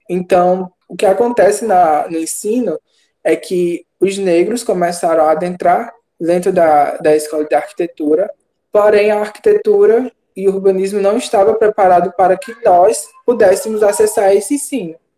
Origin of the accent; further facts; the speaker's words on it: Missão Velha, Ceará, Brazil; sou daqui de Missão Velha, no estado do Ceará, no Brasil